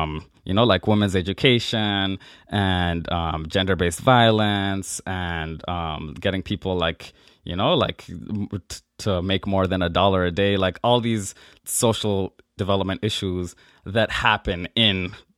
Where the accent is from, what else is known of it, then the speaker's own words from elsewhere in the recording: Nigeria; born there; But I was born in Nigeria and have my birth certificate like being Nigerian.